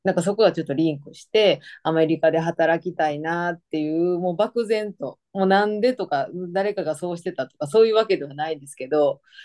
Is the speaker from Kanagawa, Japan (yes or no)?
no; Osaka, Japan; moved away as an adult; now in Hawaii, United States; 大阪出身です。